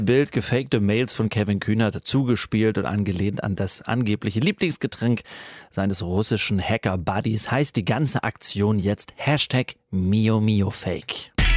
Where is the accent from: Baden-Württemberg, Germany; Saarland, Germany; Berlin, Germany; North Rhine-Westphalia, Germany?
Baden-Württemberg, Germany; Pforzheim; accent: Baden dialect with Swabian influence; moved away; So spricht man da, wo ich herkomme, ne? Äh, aus dem Badener Land. Manchmal ist da auch ein schwäbischer Einfluss, weil ich komme aus Pforzheim